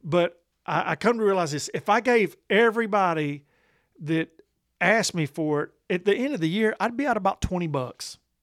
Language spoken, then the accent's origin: English; Columbus, United States; in my hometown of Columbus